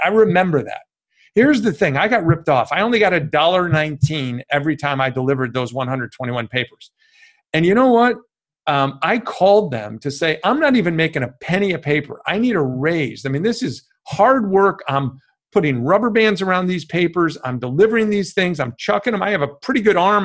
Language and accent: English; Chicago, Illinois, United States; I grew up in Chicago, a small family, mom, dad, and one brother. I grew up in the West Suburbs